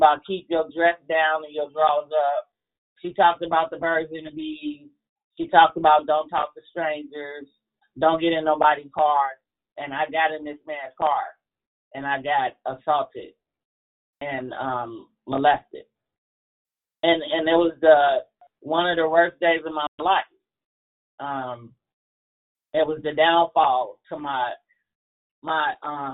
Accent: Chicago, Illinois, United States; I'm from Chicago, and a wind chill was like 30 miles an hour on any given day. And we would have to walk to school in 4 to 5 feet of snow

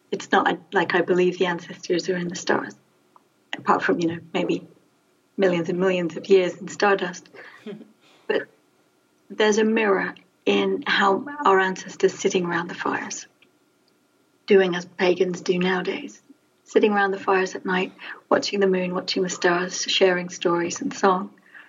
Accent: London, United Kingdom; now in England; because I'm a Londoner. All my ancestry for the last 200 or 300 years comes from London.

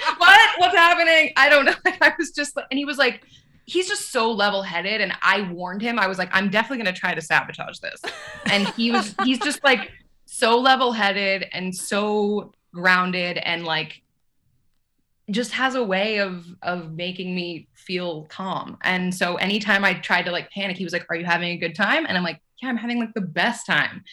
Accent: Los Angeles, California, United States; moved away as an adult; also born or lived in New York / New Orleans / Colorado; I grew up

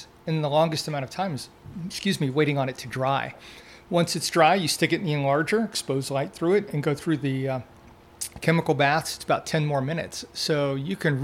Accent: Deep South, United States; growing up in the Deep South with the hot summers

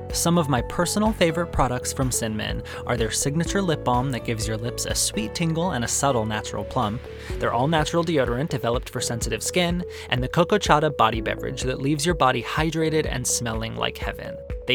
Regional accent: Arizona, United States; One of the best things about growing up in Arizona is that there's incredible Mexican food on every street corner.

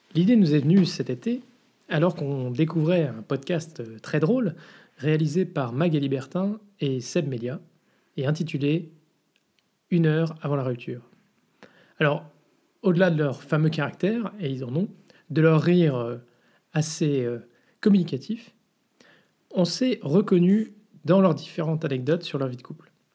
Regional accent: France; now in Brussels, Belgium; on est français en fait à la base

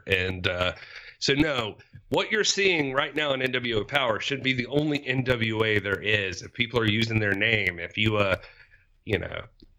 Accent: Georgia, United States; now in South Carolina, United States; I'm actually in South Carolina, Wes. The area in Georgia. I'm originally born and raised in Georgia, so I consider it like right nearby. So, I mean, we technically border each other.

